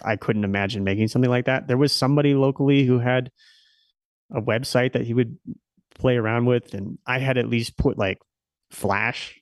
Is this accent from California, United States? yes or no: no; Nebraska, United States; moved away as an adult; also born or lived in Silicon Valley; I stayed pretty close. Um, to my hometown